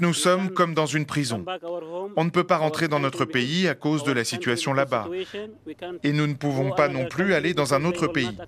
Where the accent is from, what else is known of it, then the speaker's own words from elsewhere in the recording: Yemen; moved away as an adult; now in Brussels, Belgium; J'ai quitté le Yémen